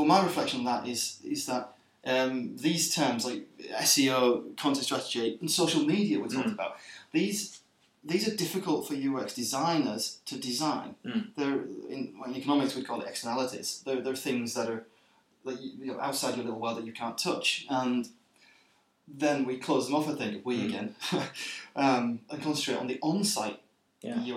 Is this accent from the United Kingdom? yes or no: yes; England, United Kingdom; now in Sweden; an English person working in Sweden